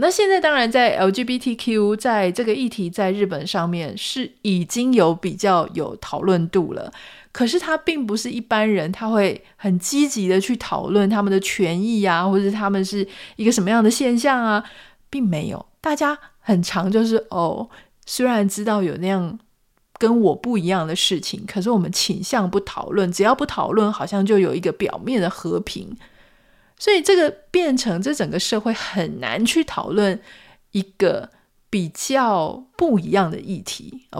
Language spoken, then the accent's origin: Chinese; Taiwan; 因为我们是台湾人